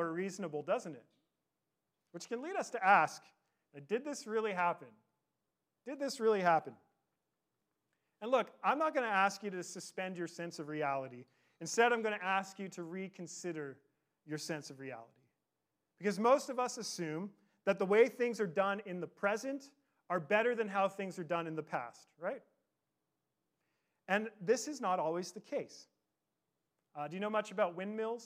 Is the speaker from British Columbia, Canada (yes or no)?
yes; Victoria, British Columbia, Canada; I grew up in Victoria